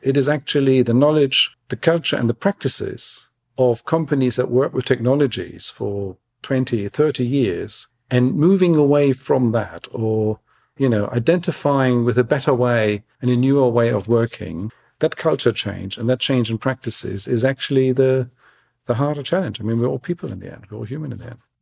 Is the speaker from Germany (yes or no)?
yes; Germany; now in London, United Kingdom; I love my home country. I love the German national team